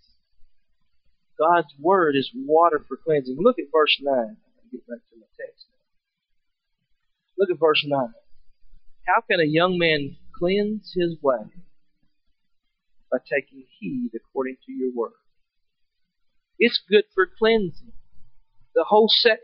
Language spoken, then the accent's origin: English; Kentucky, United States; I'm from Kentucky.